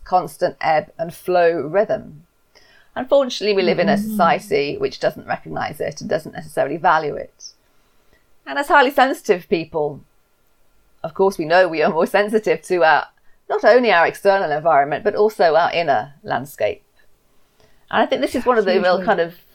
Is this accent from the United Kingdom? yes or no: yes; England, United Kingdom; I'm English. I've lived in the UK my whole life.